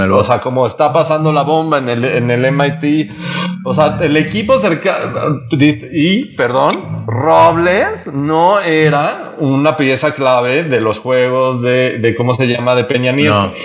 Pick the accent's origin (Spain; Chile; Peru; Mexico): Mexico